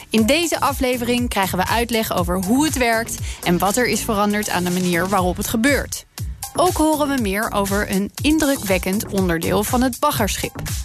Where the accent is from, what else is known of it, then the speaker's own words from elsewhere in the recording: Netherlands; wij Hollanders